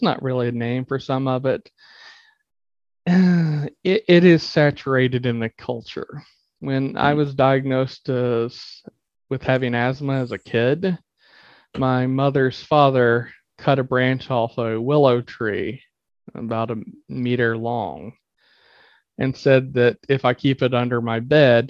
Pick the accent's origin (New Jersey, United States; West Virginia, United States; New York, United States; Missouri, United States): West Virginia, United States; I was born in West Virginia, and I always say semi-rural West Virginia because my actual house I grew up in is technically not the most rural